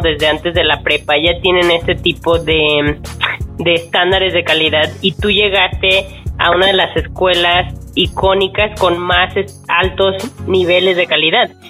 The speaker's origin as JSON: {"language": "Spanish", "country": "Mexico", "said": "como somos los mexicanos"}